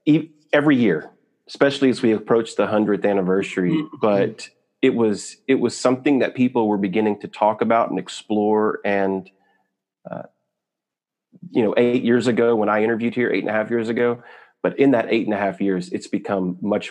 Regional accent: southwestern Oklahoma, United States; now in Tulsa, United States; I didn't grow up here. I was born here in Tulsa, but I grew up a few hours from here in the southwestern part of Oklahoma.

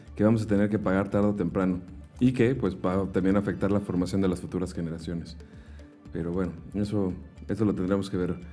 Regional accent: Mexico; nosotros como mexicanos que estamos acostumbrados a una cultura

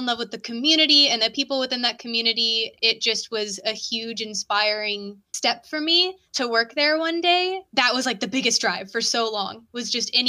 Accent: San Diego, California, United States; I'm from San Diego, like downtown area

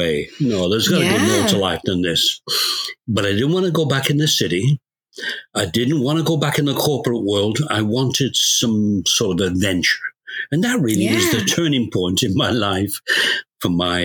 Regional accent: Scotland, United Kingdom; moved away as an adult; now in Canada; I'm Canadian. I was born in England. Well, in Scotland, actually. But I emigrated to Canada when I was 19

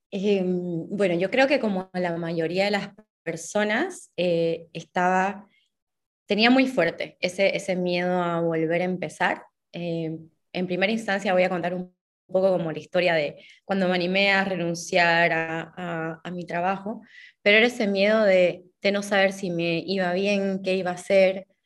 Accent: Santa Cruz de la Sierra, Santa Cruz, Bolivia; moved away as an adult; soy una escritora boliviana, nací y viví prácticamente toda mi vida en Santa Cruz hasta que em, en marzo de 2018 empecé un viaje sin pasaje de vuelta

